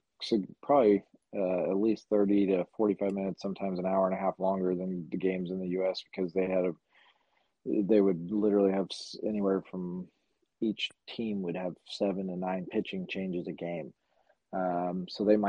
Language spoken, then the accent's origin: English; Addison, Texas, United States; where I grew up in Addison